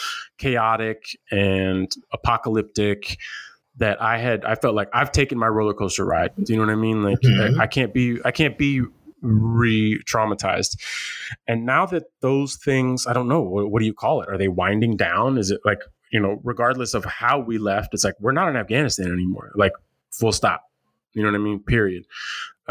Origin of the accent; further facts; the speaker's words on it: United States; as American citizens